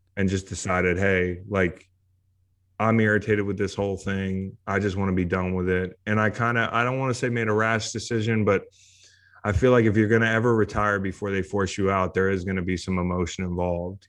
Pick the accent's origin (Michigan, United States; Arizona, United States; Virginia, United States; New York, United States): Virginia, United States; Charlottesville; to play college football in my hometown